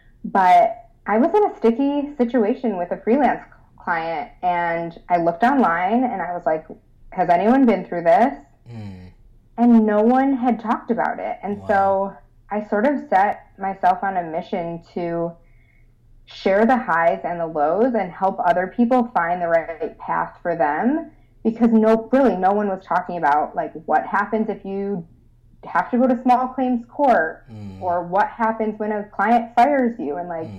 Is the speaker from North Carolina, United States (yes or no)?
no; Rochester, New York, United States; I'm from Rochester. Oh, are you? Yeah. Born and raised.